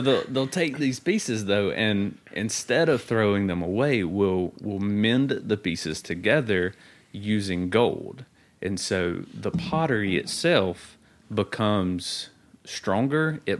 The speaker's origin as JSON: {"language": "English", "town": "So-So", "region": "Mississippi", "country": "United States", "said": "in case you didn't know this, I'm from So-So, Mississippi."}